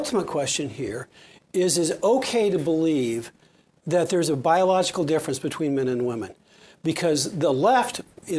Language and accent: English; Kennewick, Washington, United States; I graduated from Kennewick High School